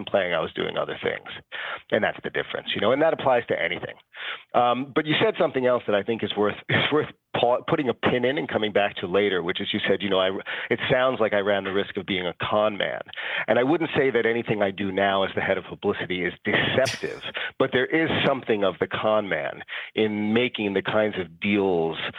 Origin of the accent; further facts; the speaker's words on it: New York City, New York, United States; I'm a New Yorker, born and bred.